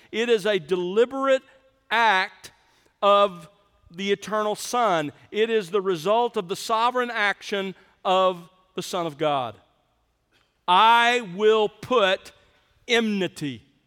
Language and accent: English; South Alabama, United States; moved away; I grew up in South Alabama